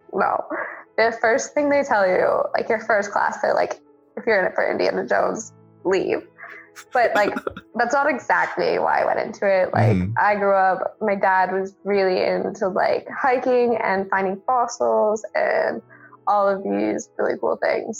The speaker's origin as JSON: {"language": "English", "town": "Cranbrook", "region": "British Columbia", "country": "Canada", "tie": "born or raised there", "also_born_or_lived": "Calgary, Alberta", "moved": "as an adult", "lives_now": "Reykjavik, Iceland", "said": "I grew up in British Columbia in a small town called Cranbrook, which is in the Rocky Mountains"}